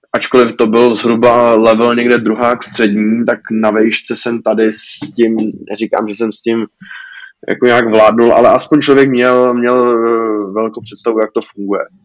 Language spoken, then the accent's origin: Czech; Czechia; u nás v Čechách